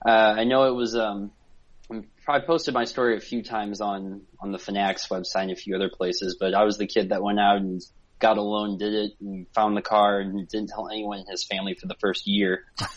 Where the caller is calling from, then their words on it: St. Louis, Missouri, United States; Yeah, I'm calling from St. Louis, Missouri.